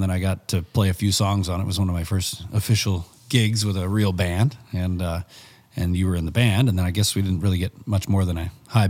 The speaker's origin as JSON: {"language": "English", "town": "Barrie", "region": "Ontario", "country": "Canada", "tie": "born or raised there", "also_born_or_lived": "Camrose, Alberta / Bashaw, Alberta", "said": "So I was born in Barrie"}